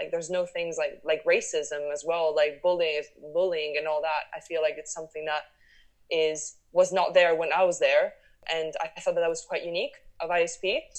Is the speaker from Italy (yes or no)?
yes; Italy; also born or lived in Switzerland / France / United States / Paris; I'm Italian. My parents are Italian, but I was born in Switzerland. And then we moved to France, to Italy, the United States, back to Paris, then London for university.